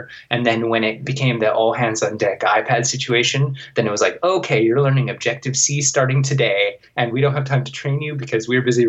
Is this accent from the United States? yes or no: no; suburbs of Vancouver, British Columbia, Canada; I started working at an internet provider in my hometown. It's like obscure tiny town in the suburbs of Vancouver.